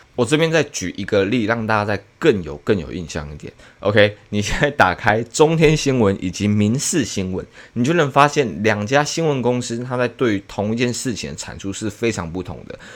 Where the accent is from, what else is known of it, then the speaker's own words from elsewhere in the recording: Taiwan; 我们台湾人